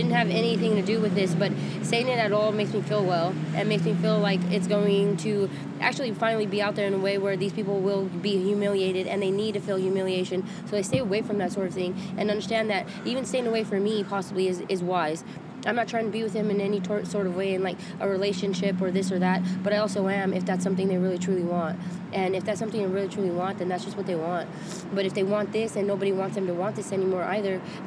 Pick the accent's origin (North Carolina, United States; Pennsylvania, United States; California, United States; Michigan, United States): California, United States; Riverdale; also born or lived in Fresno, California / Hanford, California; now in Visalia, United States; I'm from Riverdale, California